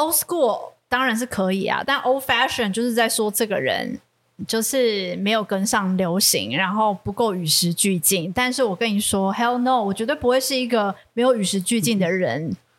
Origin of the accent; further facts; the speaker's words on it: Taiwan; 我们台湾